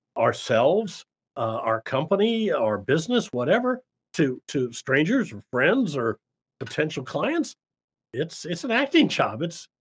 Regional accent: Davenport, Iowa, United States; We had in where I grew up in Davenport, Iowa, we had a children's theater, which was children putting on productions.

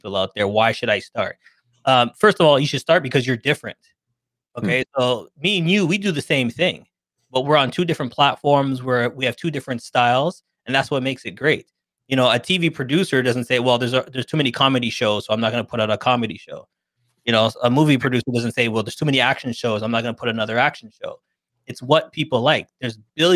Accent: Toronto, Ontario, Canada; I'm from Toronto, Canada

